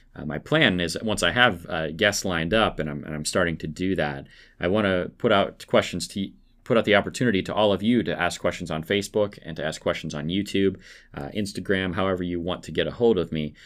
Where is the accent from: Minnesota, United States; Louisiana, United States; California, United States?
Minnesota, United States; Perham; moved away as an adult; also born or lived in Holly, Minnesota / Greensburg, Pennsylvania; now in Pennsylvania, United States; I am from Minnesota